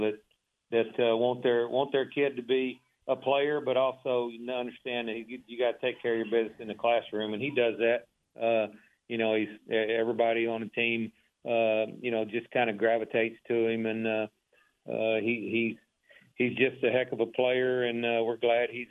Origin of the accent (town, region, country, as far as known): Waco, Texas, United States; born or raised there